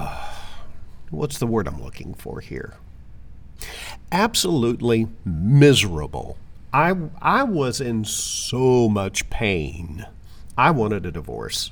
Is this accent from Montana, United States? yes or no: no; Arkansas, United States; also born or lived in Florida / Jacksonville, Florida / Broward County, Florida; now in Palm City, United States; I am originally from Arkansas, but I moved to Florida in 1985, and I've been here ever since